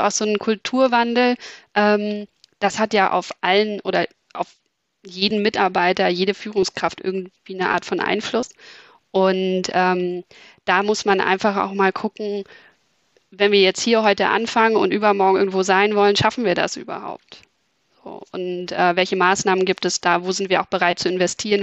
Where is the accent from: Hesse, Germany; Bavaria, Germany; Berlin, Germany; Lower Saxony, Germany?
Berlin, Germany; moved away as an adult; now in Hamburg, Germany; Ich komme ursprünglich aus Berlin, ähm, bin aber, würde ich sagen, Wahlhamburgerin, weil ich mich während des Studiums in Hamburg verliebt habe